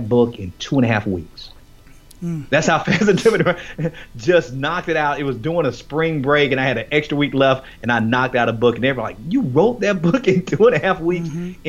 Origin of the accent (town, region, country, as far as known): Miami, Florida, United States; born or raised there